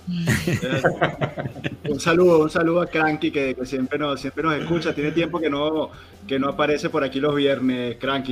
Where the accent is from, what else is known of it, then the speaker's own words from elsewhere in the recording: Venezuela; nosotros venimos de Venezuela